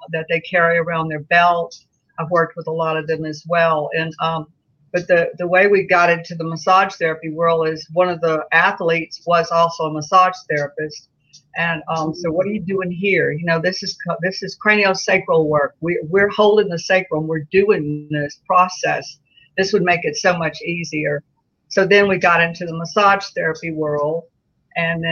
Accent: Baton Rouge, Louisiana, United States; We grew up in Baton Rouge

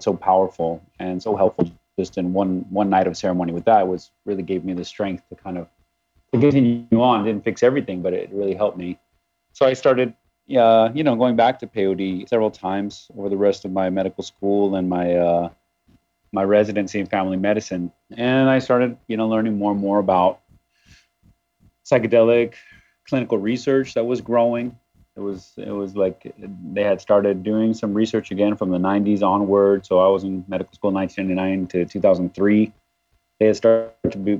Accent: Arizona, United States; moved away as an adult; also born or lived in California; I'm from Arizona originally

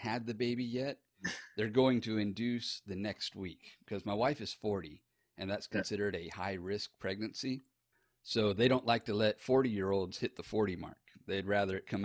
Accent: Texas, United States; born or raised there; also born or lived in Sarasota, Florida

